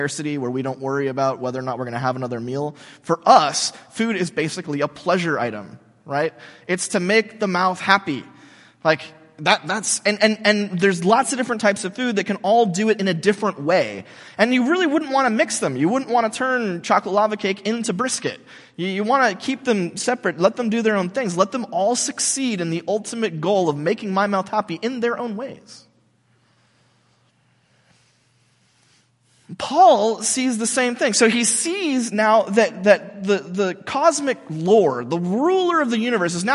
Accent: United States; we Americans

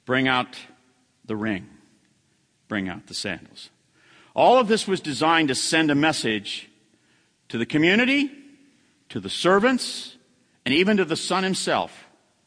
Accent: United States; I'm an American

